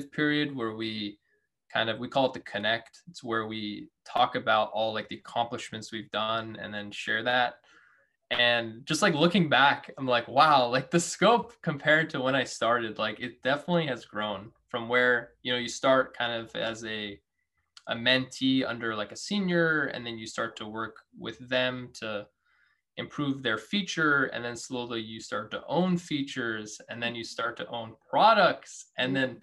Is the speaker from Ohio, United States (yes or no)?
no; Washington, United States; I was born in Washington.